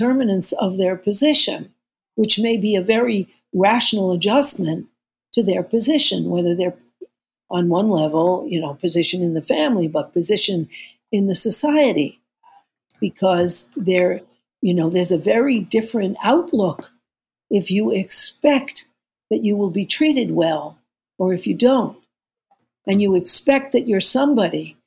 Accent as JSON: {"language": "English", "region": "New York", "country": "United States", "said": "I'm from New York"}